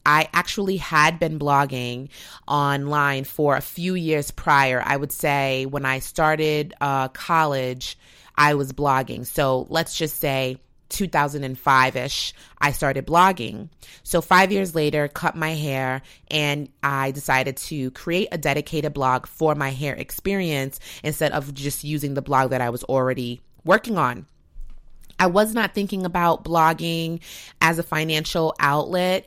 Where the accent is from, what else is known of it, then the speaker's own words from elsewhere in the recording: United States; an American